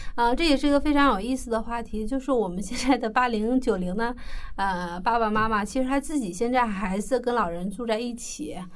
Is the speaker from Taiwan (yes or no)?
no; China; 我们中国人